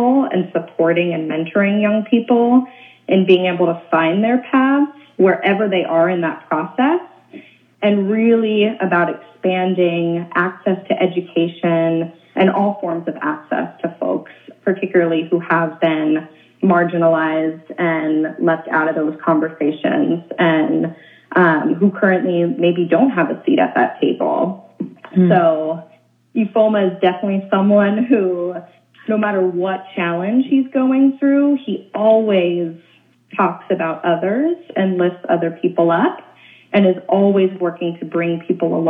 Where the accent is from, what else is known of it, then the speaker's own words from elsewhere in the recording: Oakland, California, United States; also born or lived in Olympia, Washington; I'm born and raised in Oakland, California